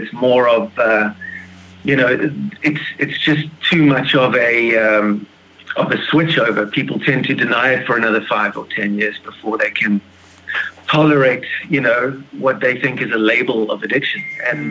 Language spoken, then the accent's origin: English; Plettenberg Bay, Western Cape, South Africa; I'm from a town called Plettenberg Bay, just on the outside of Cape Town in South Africa.